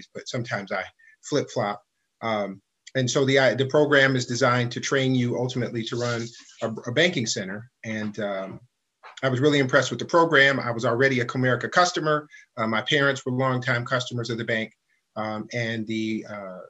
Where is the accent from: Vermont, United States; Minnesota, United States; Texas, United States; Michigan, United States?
Michigan, United States; Detroit; also born or lived in California / Germany; I grew up in Detroit, moved here from California when I was 4 and a half